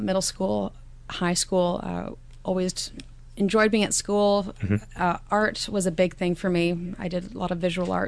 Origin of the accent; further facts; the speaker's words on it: Victoria, British Columbia, Canada; moved away as an adult; now in Nanaimo, Canada; Grew up in Victoria